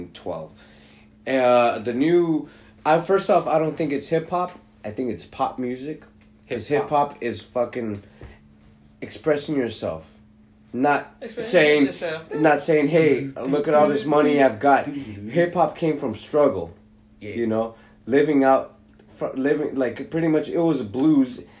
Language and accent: English; Los Angeles, California, United States; I grew up in West LA, and our apartment was in the back of the back